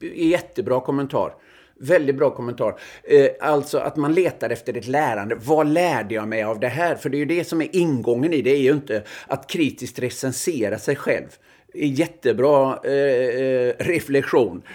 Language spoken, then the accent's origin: Swedish; Öckerö, Västra Götaland, Sweden; moved away; jag gick ju i obs-klass hemma på Öckerö